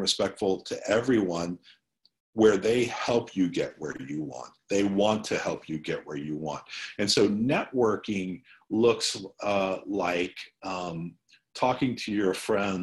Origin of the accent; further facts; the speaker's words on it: Illinois, United States; I was born in Illinois